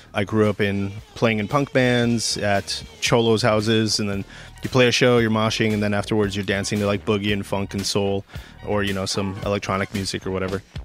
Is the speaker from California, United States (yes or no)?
yes; San Gabriel Valley, California, United States; now in Sylmar, United States; I grew up in San Gabriel Valley